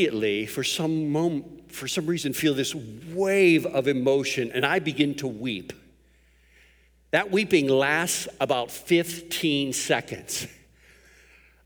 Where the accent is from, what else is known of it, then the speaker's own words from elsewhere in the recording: Pittsburgh, Pennsylvania, United States; I was raised in Pittsburgh.